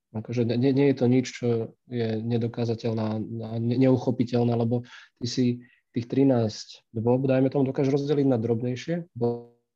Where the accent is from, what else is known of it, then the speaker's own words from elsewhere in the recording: Michalovce, Košice Region, Slovakia; keďže som vyrastal v Michalovciach